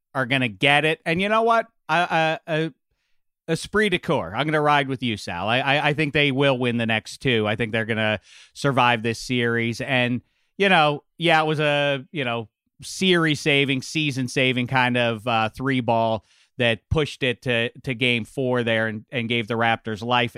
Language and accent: English; Pittsburgh, Pennsylvania, United States; I grew up in Pittsburgh